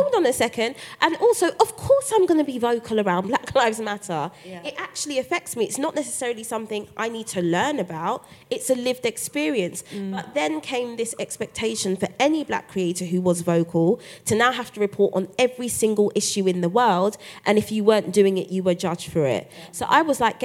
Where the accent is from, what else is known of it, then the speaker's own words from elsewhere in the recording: London, United Kingdom; as a black girl growing up in Brixton